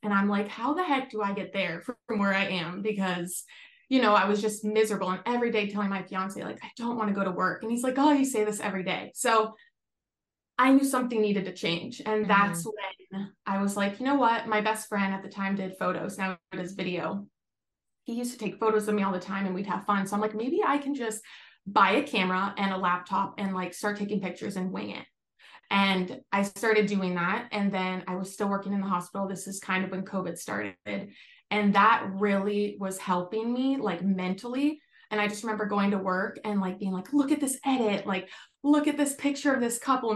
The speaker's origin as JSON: {"language": "English", "region": "Florida", "country": "United States", "also_born_or_lived": "Texas", "moved": "as an adult", "lives_now": "California, United States", "said": "I'm actually originally from Florida"}